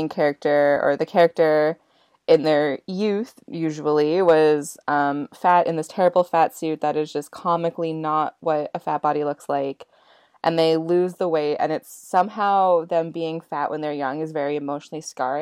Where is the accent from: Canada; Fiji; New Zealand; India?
Canada; Dawson Creek, British Columbia; now in Vancouver, Canada; my hometown in Dawson Creek